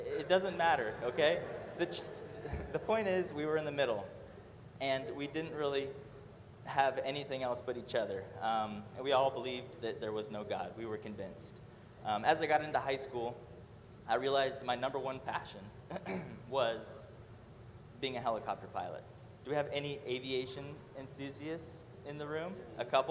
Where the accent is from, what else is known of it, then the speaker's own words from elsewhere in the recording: Murrieta, California, United States; I was born and raised in Murrieta, California